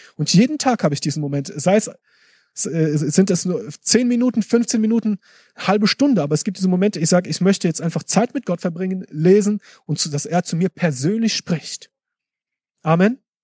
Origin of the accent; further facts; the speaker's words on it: Germany; also born or lived in Africa; bei uns in Deutschland